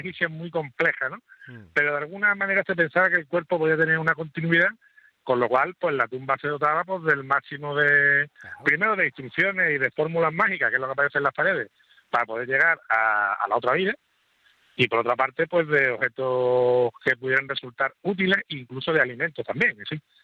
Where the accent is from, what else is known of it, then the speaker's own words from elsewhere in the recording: Andalusia, Spain; somos todos andaluces